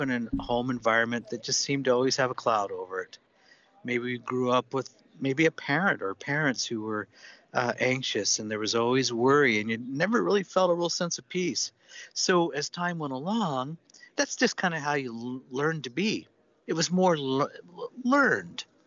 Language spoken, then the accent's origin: English; Seattle, Washington, United States; I'm from Seattle